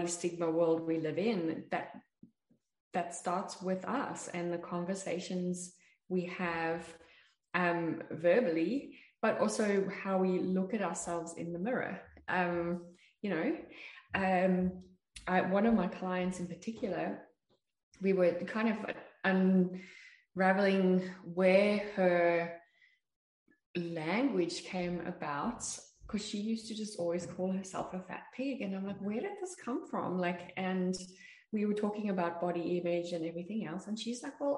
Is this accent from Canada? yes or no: no; South Africa; I grew up in South Africa